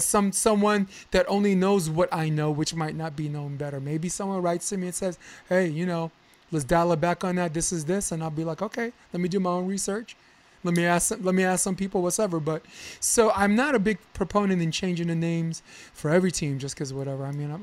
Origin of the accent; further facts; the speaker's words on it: Brooklyn, New York, United States; Sorry, I'm from Brooklyn.